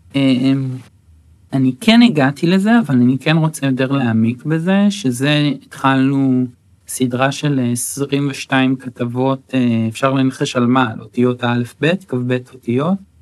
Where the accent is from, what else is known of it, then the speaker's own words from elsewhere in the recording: Acre, Northern District, Israel; first language Hebrew; also born or lived in Netanya; אז אני גדלתי בעכו, אחר, אחר כך בנתניה, זאת אומרת עד גיל 13 אה, בעצם אה, גדלתי בעכו